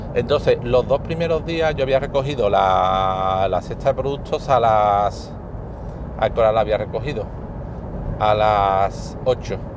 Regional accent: Spain; soy de España

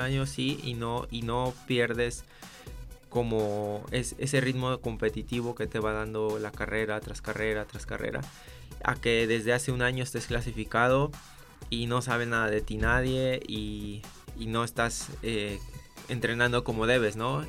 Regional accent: Jojutla, Morelos, Mexico; moved away as an adult; now in Guadalajara, Mexico; Yo soy originario de Jojutla, Morelos eh, no sé si te suenes por el terremoto que fue hace dos años. Ahí nací, ahí viví hasta los 18 años

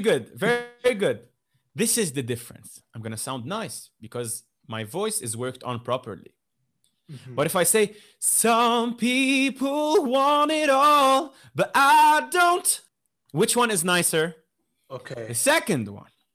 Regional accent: Lebanon; I come from Lebanon

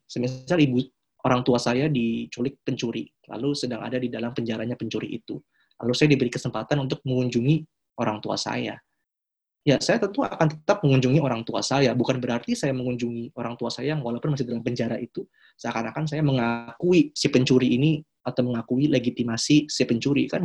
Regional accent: Israel; Saya sebagai orang Israel akan sangat ingin Indonesia sebagai salah satu apa ya kekuatan besar Muslim gitu.

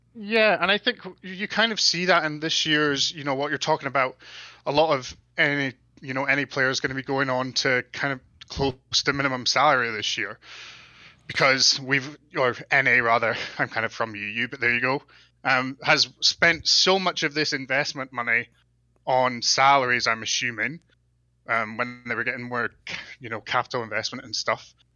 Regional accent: Scotland, United Kingdom; now in Calgary, Canada; I'm calling from Calgary, Alberta, Canada, but I'm originally from Scotland.

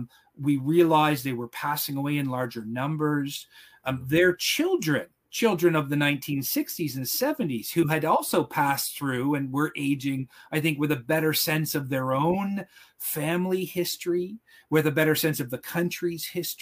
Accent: Ottawa, Ontario, Canada; I grew up in Ottawa

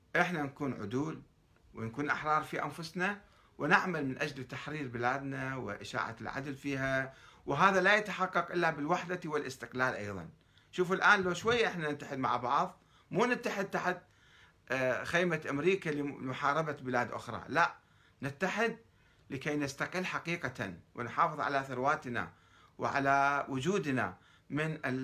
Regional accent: Iraq; also born or lived in Iran

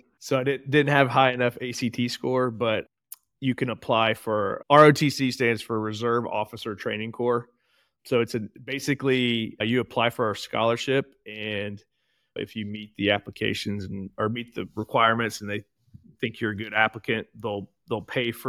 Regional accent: Portsmouth, Ohio, United States; Born and raised here in beautiful Portsmouth, Ohio, and Southern Ohio.

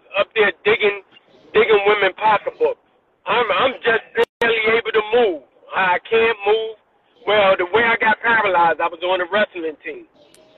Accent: New York City, New York, United States; moved away as an adult; also born or lived in Washington, D.C.; I'm from Brooklyn

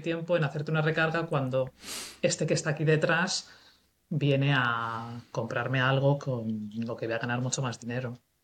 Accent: Cuenca, Castilla-La Mancha, Spain; moved away as an adult; also born or lived in Bristol; soy de Cuenca

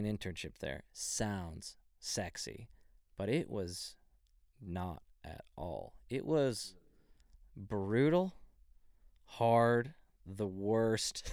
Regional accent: Dallas, Texas, United States; I'm originally from Dallas, Texas, like a little bit outside of Dallas

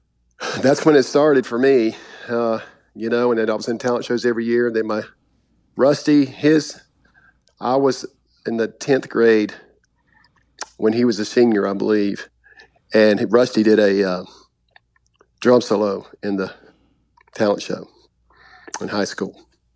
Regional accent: Kings Mountain, North Carolina, United States; myself and one of my best friends growing up in Kings Mountain

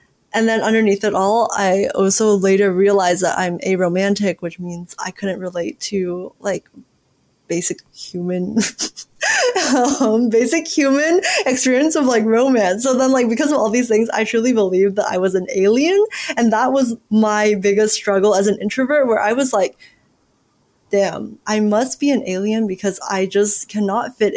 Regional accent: United States; growing up in America

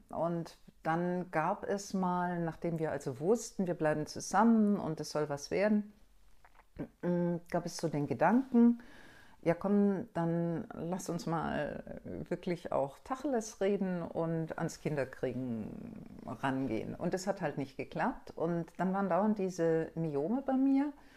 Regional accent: Stuttgart, Baden-Württemberg, Germany; ich komm aus Süddeutschland, aus Stuttgart

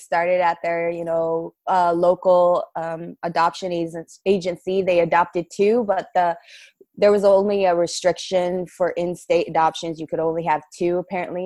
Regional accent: South Dakota, United States; also born or lived in Abilene, Texas; Everybody in South Dakota calls us the Rainbow Family

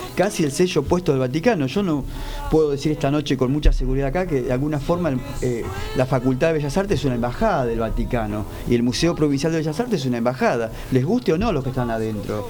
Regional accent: Arrecifes, Buenos Aires Province, Argentina; now in La Plata, Argentina; en los carnavales de Arrecife, de mi pueblo, cerca de San Pedro

